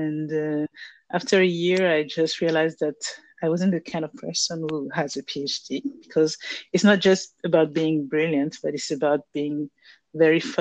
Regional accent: Abidjan, Côte d’Ivoire; moved away as an adult; also born or lived in France; now in Dakar, Senegal; I'm from Abidjan, Ivory Coast, Côte d'Ivoire. And I left my country to study in France in 1999.

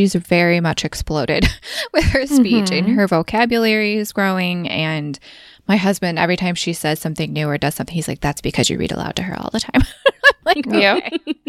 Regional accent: Midwest, United States; accent: Midwestern; my Midwestern accent

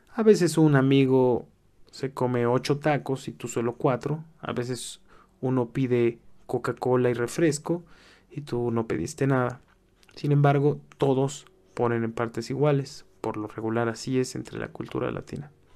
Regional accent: Mexico; accent: Mexican; also born or lived in Mexico City; Soy mexicano, como a lo mejor puedes oír por mi acento

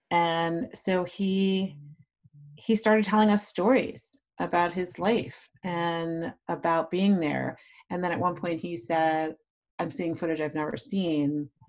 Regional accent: the North, United States; You know, I'm from the North, so I don't know that I can really speak to a Black Southern identity today.

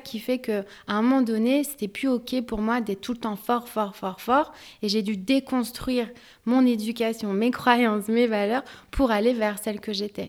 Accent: France; also born or lived in Algeria (ancestry); je suis française, algérienne d'origine

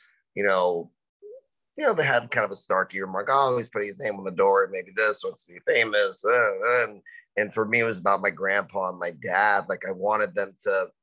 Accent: Dallas, Texas, United States; now in Austin, United States; I kind of grew up all over Dallas

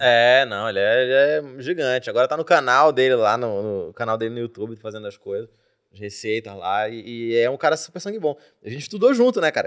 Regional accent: Belém, Pará, Brazil; now in São Paulo, Brazil; dei sorte de ter nascido em Belém

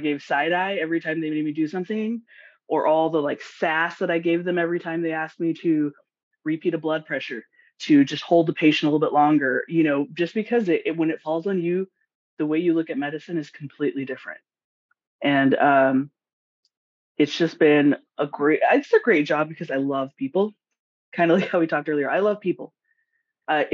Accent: Los Angeles, California, United States; moved away as an adult; also born or lived in Washington State; now in Washington, United States; I'm originally from Los Angeles or California, Southern California, and I moved to Washington State about 4 years ago

